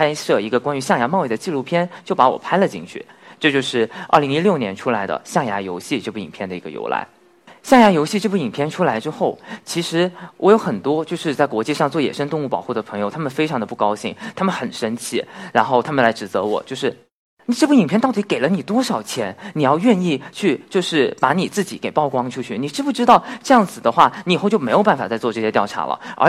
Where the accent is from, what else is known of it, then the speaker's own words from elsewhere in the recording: China; 我们中国人